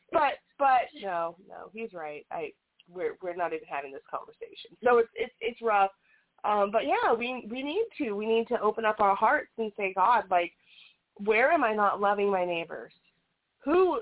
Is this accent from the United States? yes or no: yes; United States; we're from America